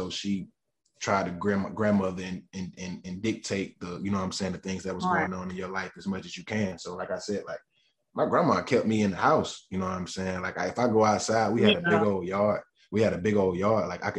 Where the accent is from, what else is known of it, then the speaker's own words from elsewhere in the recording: Gaston, North Carolina, United States; So I just really, the things that I see shape growing up in Gaston, and the things that I seen, the things that I went through is what really shaped my sound